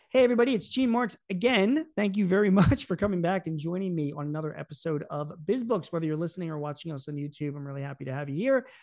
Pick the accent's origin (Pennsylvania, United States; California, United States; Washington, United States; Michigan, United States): Pennsylvania, United States; Philadelphia; I grew up in Philadelphia.